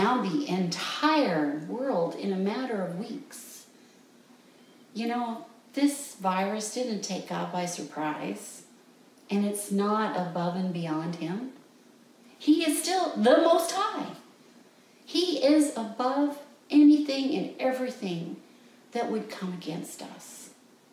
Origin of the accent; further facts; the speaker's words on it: Canada; moved away as an adult; also born or lived in Guatemala; I'm from Canada. I know what a coat's for. I know what 40 degrees below zero looks like